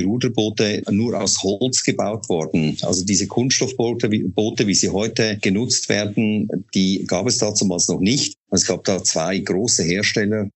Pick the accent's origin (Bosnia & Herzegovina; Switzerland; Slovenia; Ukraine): Switzerland; moved away; Sie hören ja an meiner Stimme, ich komme nicht aus Deutschland gebürtig, sondern ich bin Schweizer